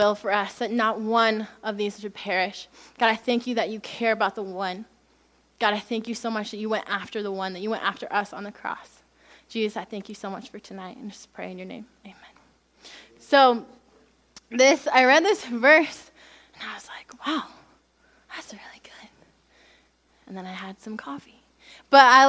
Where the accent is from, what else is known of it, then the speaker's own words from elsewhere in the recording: United States; I am American